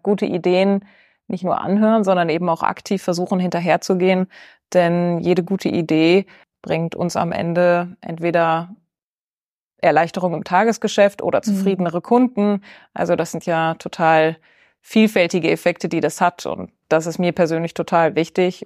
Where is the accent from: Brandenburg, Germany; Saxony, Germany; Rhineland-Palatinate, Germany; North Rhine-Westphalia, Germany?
North Rhine-Westphalia, Germany; Bielefeld; also born or lived in Austria; als gebürtige Bielefelderin